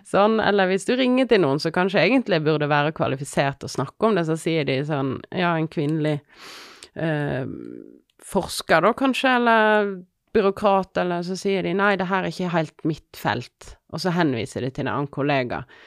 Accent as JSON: {"language": "Norwegian", "town": "Odda", "region": "Vestland", "country": "Norway", "also_born_or_lived": "Finnmark / London", "moved": "yes", "lives_now": "Voss, Norway", "said": "jeg er fra Odda"}